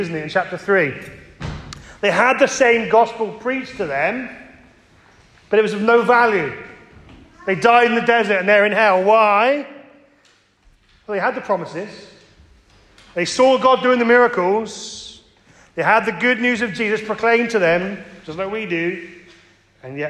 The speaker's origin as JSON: {"language": "English", "area": "Cornwall", "region": "South West England", "country": "United Kingdom", "tie": "born or raised there", "said": "I grew up in Cornwall"}